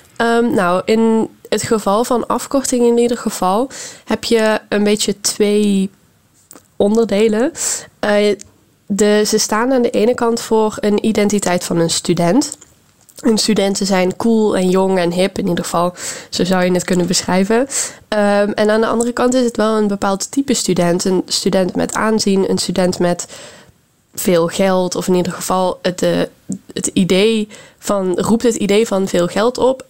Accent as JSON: {"language": "Dutch", "country": "Netherlands", "said": "in Nederland"}